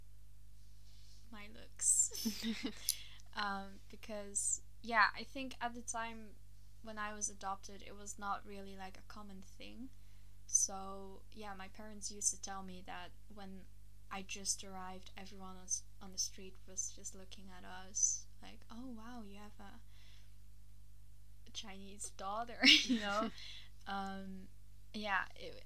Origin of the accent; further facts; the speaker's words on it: Vlaardingen, South Holland, Netherlands; also born or lived in China; So I went to Vlaardingen. and basically stayed there until now, so 21 years later.